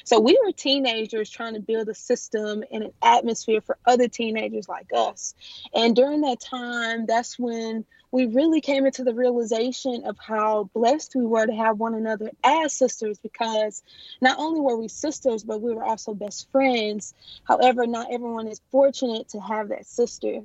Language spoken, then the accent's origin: English; Houston, Texas, United States; I am from Houston, Texas.